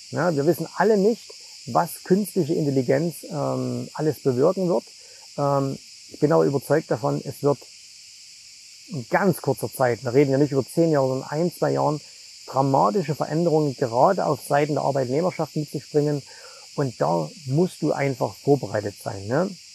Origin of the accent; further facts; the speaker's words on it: Zwickau, Saxony, Germany; moved away; ich komme ja ursprünglich aus Zwickau